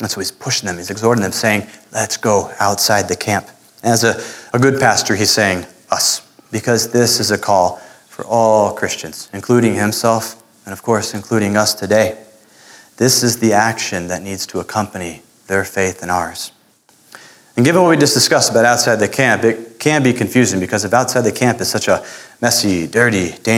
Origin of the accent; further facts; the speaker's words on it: Florida, United States; moved away; the little Spanish that I learned growing up in Florida